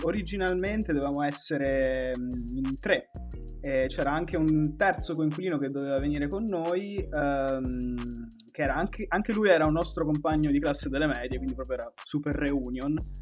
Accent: Pescara, Abruzzo, Italy; moved away as an adult; now in Milan, Italy; sempre di Pescara, eh, storico

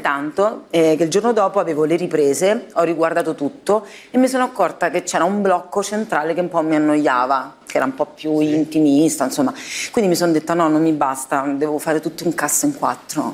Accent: Rome, Lazio, Italy; moved away as an adult; also born or lived in Apulia; la prima infanzia e adolescenza, quindi sicuramente dove sono cresciuta a Roma, poi sono andata via presto di casa, a 19 sono andata a vivere da sola a, eh, certo. in Puglia

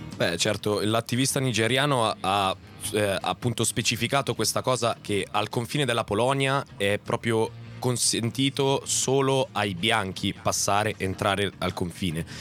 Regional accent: same land as Rino Gaetano, Calabria, Italy; stessa terra da dove vengo io

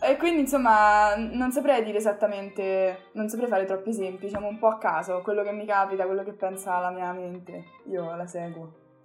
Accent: Italy; first language Italian; l'Italia è comunque il mio paese, l'italiano è la mia lingua

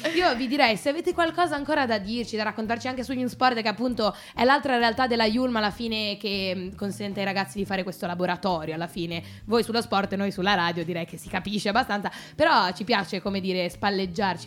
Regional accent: Genoa, Liguria, Italy; moved away as an adult; now in Milan, Italy; sono sempre genovese

